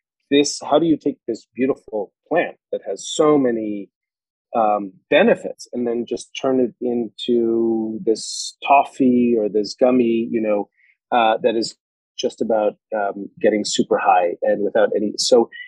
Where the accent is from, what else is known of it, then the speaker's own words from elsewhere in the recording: New York, United States; moved away as an adult; also born or lived in Colorado; I'm a New Yorker